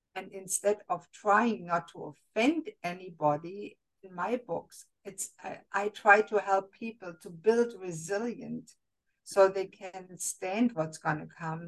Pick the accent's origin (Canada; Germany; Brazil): Germany; moved away; I was raised and born in Germany